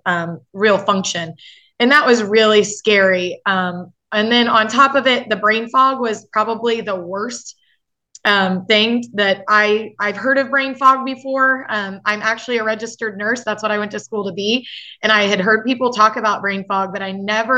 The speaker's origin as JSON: {"language": "English", "town": "Effingham", "region": "Illinois", "country": "United States", "said": "I am from Effingham, Illinois"}